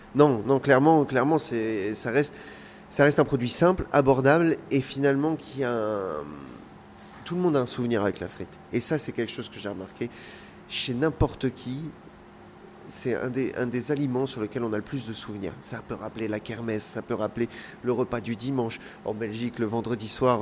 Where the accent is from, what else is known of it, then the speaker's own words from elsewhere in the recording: Pas-de-Calais, Hauts-de-France, France; moi je suis originaire donc euh, originaire du Pas-de-Calais